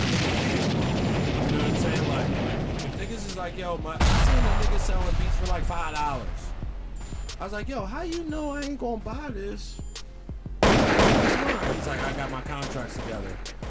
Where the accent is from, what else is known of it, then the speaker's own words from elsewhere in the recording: the Poconos, Pennsylvania, United States; moved away; I was from the Poconos.